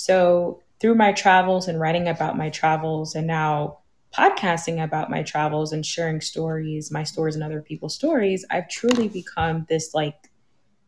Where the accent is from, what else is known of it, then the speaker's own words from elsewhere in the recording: New York City, New York, United States; I grew up in the Bronx, in the city